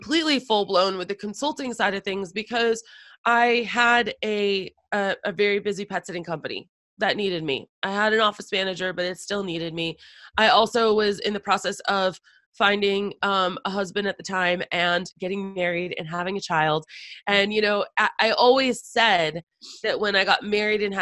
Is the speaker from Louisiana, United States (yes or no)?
no; Boston, Massachusetts, United States; moved away; I'm originally from Boston. So going back to the homeland in a way